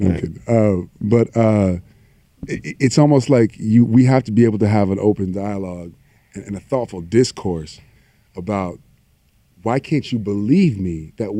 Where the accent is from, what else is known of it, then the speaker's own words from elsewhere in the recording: the South, United States; moved away; I come from the South.